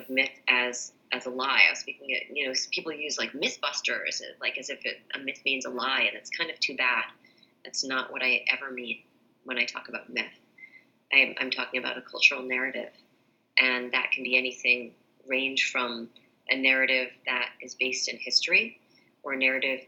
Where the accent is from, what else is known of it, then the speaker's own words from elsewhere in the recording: New England, United States; I grew up in New England